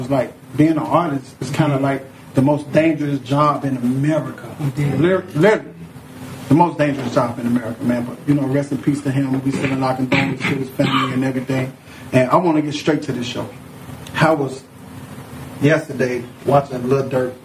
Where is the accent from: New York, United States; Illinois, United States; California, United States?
Illinois, United States; Chicago; I'm a Chicagoan